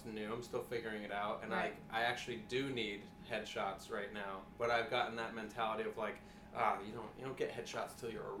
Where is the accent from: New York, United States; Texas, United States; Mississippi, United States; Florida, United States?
New York, United States; Hudson Valley; now in Brooklyn, United States; I'm from the Hudson Valley of New York